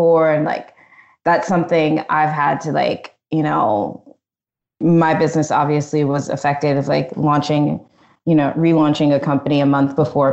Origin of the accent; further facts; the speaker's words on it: Annapolis, Maryland, United States; moved away as an adult; also born or lived in Virginia; growing up in Maryland, you know, people think like, especially in Annapolis, like wedding crashers, like crab cakes and footballs.